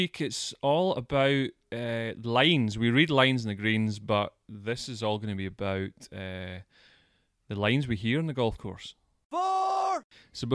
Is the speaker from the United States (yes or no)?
no; Scotland, United Kingdom; moved away